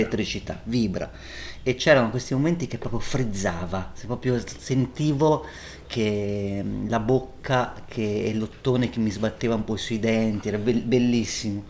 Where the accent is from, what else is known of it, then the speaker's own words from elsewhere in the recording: Volterra, Tuscany, Italy; Io sono cresciuto a Volterra